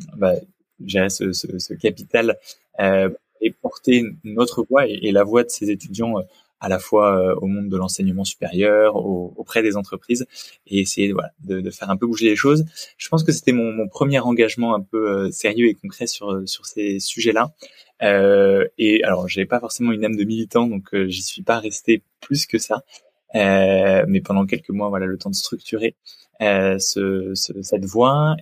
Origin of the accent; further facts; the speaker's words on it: Picardy, near Senlis, Hauts-de-France, France; j'ai grandi en Picardie. Je viens d'un petit village près de Senlis dans le sud de la Picardie